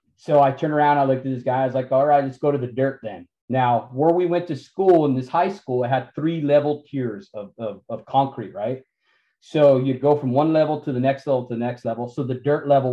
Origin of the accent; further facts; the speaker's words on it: Santa Fe, New Mexico, United States; I grew up in Santa Fe, New Mexico